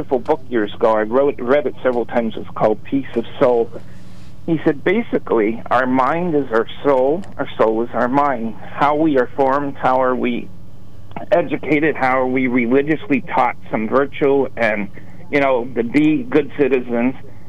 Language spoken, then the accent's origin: English; Newtown, Connecticut, United States; now in Sunbury; I grew up in Newtown, Connecticut